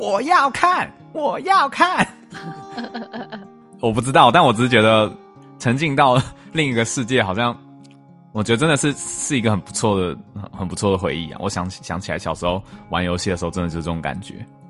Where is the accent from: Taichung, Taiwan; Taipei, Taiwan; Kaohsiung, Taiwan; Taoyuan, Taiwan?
Taipei, Taiwan; 因为像我们是台北， 台北市长大的小孩嘛